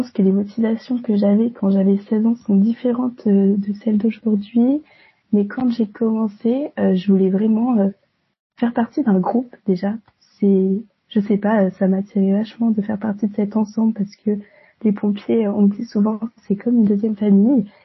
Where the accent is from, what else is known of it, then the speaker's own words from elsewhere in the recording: Orléans, Centre-Val de Loire, France; moved away as an adult; now in Rennes, France; je viens d'Orléans, j'ai eu un bac ES euh, à Orléans et ensuite j'ai décidé de poursuivre mes études à Rennes en licence de droit et sciences politiques.